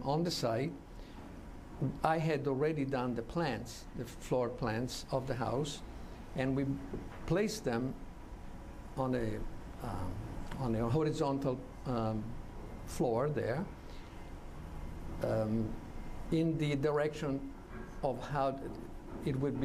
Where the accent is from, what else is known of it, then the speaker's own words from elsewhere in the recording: Florence, Tuscany, Italy; I'm an architect from Florence from 44 years now